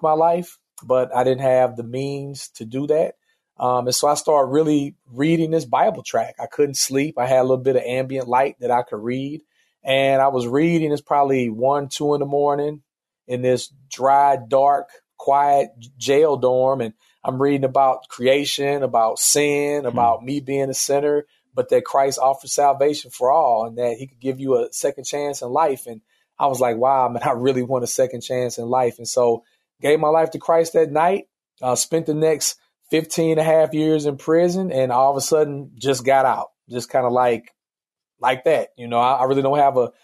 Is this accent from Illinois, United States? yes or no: yes; East St. Louis, Illinois, United States; growing up in East St. Louis, Illinois, which is a pretty poor and impoverished town